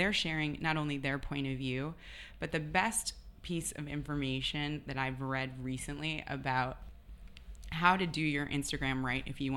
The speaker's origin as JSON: {"language": "English", "region": "Wisconsin", "country": "United States", "tie": "born or raised there", "moved": "as an adult", "lives_now": "New York City, United States", "said": "growing up in Wisconsin, I wasn't born in a fashion family"}